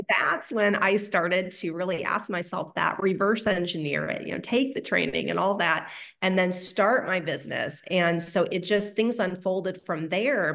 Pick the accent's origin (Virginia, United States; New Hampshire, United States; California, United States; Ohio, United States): Ohio, United States; now in Texas, United States; I'm from Ohio, right? We have basements, not in Texas, but in Ohio